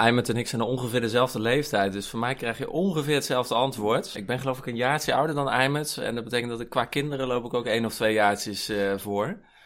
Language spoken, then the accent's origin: Dutch; Kampen, Overijssel, Netherlands; moved away as an adult; now in Utrecht, Netherlands; Ik kom van oorsprong uit Kampen. Daar ben ik opgegroeid.